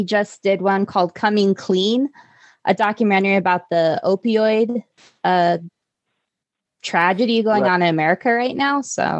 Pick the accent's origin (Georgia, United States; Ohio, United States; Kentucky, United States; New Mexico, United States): New Mexico, United States; Albuquerque; when I was growing up in Albuquerque